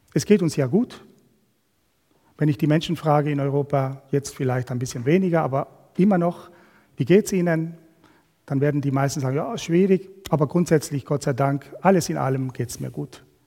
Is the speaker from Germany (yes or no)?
no; Argentina; moved away as an adult; now in Switzerland; Ursprünglich kommen wir aber aus Südamerika, aus Argentinien. Wir haben 25 Jahre in einem Land gelebt